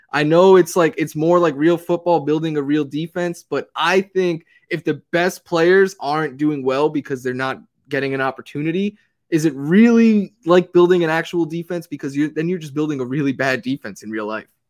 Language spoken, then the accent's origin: English; New York City, New York, United States; now in Los Angeles, United States; from New York City